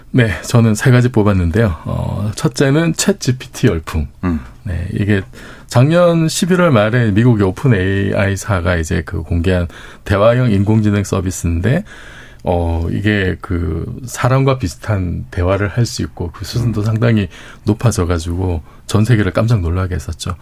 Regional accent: Busan, South Korea; 제 고향이 부산이라서

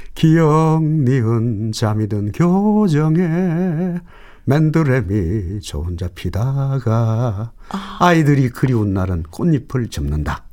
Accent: North Gyeongsang, South Korea; 제가 이 경북 사람이기 때문에

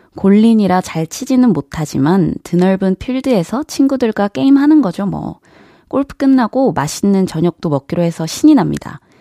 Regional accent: Jeonju, North Jeolla, South Korea; moved away; 제가 이제 고향이 전주다 보니까 한 번씩 본가에 내려갈 때 KTX를 타고 움직이는데요

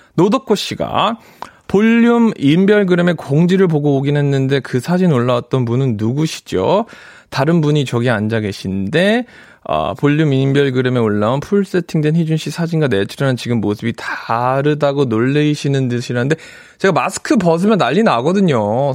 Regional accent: United States; now in South Korea; 미국에서 왔는데

